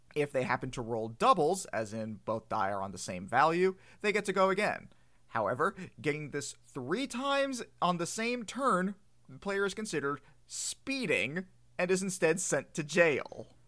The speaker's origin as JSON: {"language": "English", "country": "United States", "said": "I'm an American"}